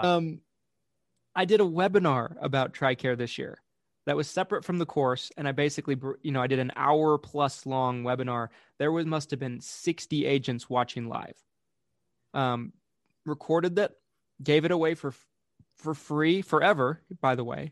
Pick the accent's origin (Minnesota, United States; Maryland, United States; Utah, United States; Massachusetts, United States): Utah, United States; I was from Utah, I was from out of state